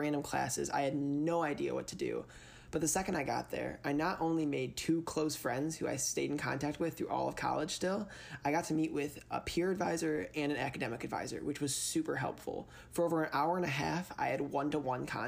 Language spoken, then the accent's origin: English; Plymouth, Michigan, United States; I'm originally from Plymouth, Michigan.